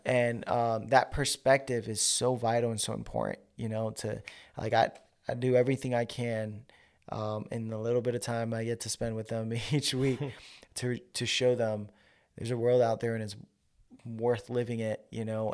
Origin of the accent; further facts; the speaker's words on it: New York, United States; moved away; also born or lived in Georgia; I'm from New York